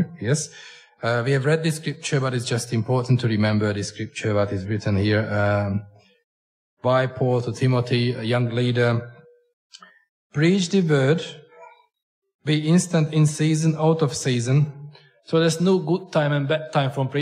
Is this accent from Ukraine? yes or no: no; Hungary; accent: Hunglish; English is a second language; I come from Hungary, which is getting a richer country